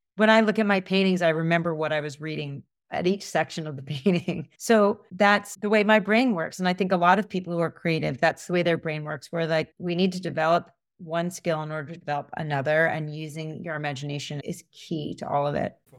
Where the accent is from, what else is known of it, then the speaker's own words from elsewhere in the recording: United States; I grew up in suburbia outside of New York